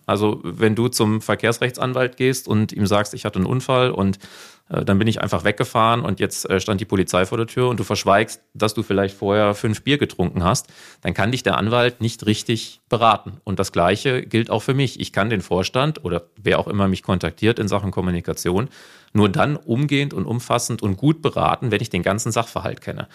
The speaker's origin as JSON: {"language": "German", "region": "North Hesse", "country": "Germany", "accent": "North Hessian", "said": "hört man meinen nordhessischen Dialekt, Akzent"}